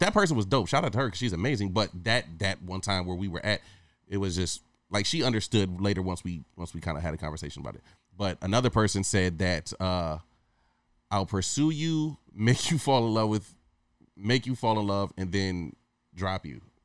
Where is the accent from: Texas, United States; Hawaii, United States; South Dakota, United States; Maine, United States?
Hawaii, United States; moved away; also born or lived in Michigan; growing up in Hawaii when I was a teenager